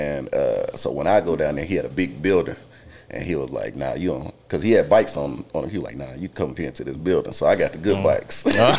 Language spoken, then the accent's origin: English; Belmont, North Carolina, United States; Hood Memorial. it's in Belmont, where I grew up.